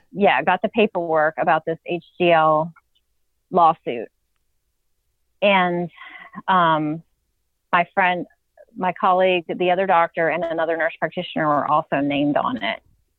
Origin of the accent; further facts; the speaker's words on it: Virginia, United States; But then I spoke to some friends of mine who are attorneys in Virginia, and I'm from Virginia.